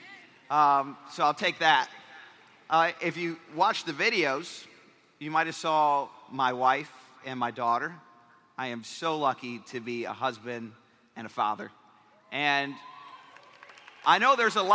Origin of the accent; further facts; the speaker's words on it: Michigan, United States; I graduated 2002, Pontiac, Michigan, auto body class